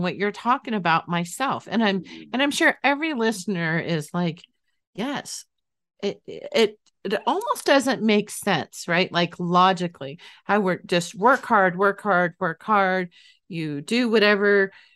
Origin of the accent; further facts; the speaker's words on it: Northern California, United States; moved away; I grew up in Northern California, not the area that it would snow